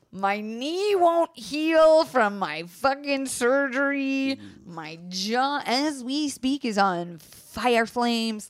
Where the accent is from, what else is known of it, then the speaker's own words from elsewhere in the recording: Florida, United States; I was raised in Florida